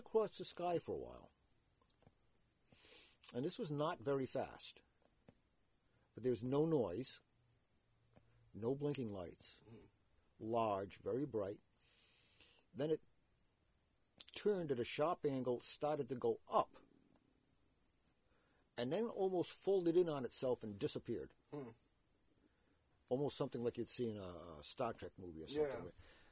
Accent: Providence, Rhode Island, United States; Growing up in Providence

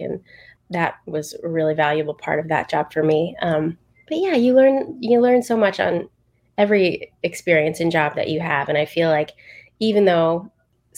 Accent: just outside of Philadelphia, Pennsylvania, United States; I grew up just outside of Philadelphia

